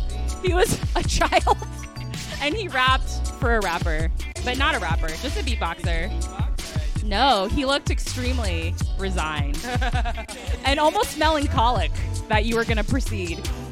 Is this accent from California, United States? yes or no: yes; San Francisco, California, United States; Born and raised in San Francisco, which I feel like is pretty... pretty rare these days.